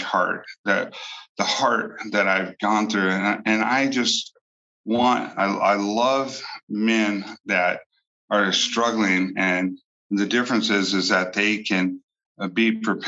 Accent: Bakersfield, California, United States; moved away as an adult; also born or lived in Alaska; now in Bakersfield, United States; Although this is my hometown

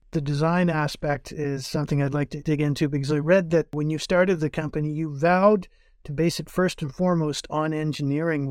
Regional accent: North Bay, Ontario, Canada; I was born in North Bay

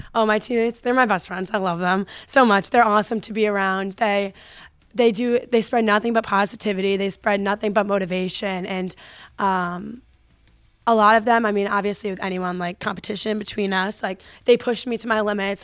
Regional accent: Connecticut, United States; I'm from Connecticut, so the first club that I ever played for was F S A, which is Farmington Sports Arena

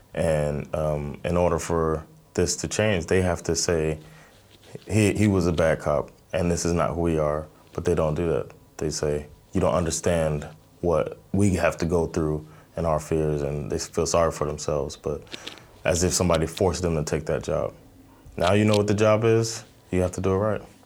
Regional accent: Miami, Florida, United States; now in Stockholm, Sweden; I'm originally from Miami, Florida. I live in Stockholm, Sweden.

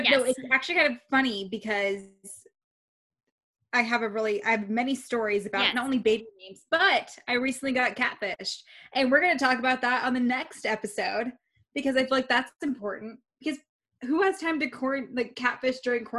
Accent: Reno, Nevada, United States; I'm so from Reno.

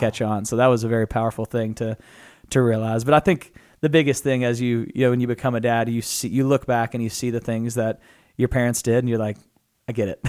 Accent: Natural Dam, Arkansas, United States; I'm from Natural Dam, Arkansas.

